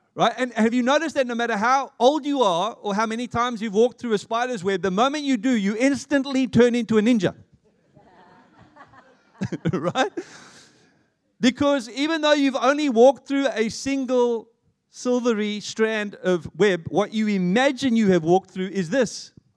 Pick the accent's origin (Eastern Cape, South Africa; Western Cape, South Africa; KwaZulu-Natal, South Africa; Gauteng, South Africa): Gauteng, South Africa; Johannesburg; now in Australia; I'm an Australian citizen, having been born and raised in Johannesburg.